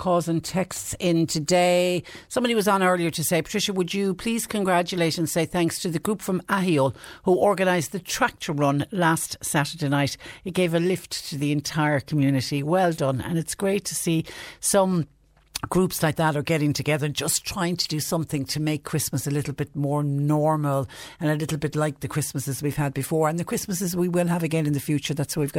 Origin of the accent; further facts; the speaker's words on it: West Cork, Munster, Ireland; now in Mallow, Ireland; I live in Mallow, but I'm originally from West Cork. I'm a West Cork native. I used to love going down home every 4 to 5 weeks before this virus arrived on our shores.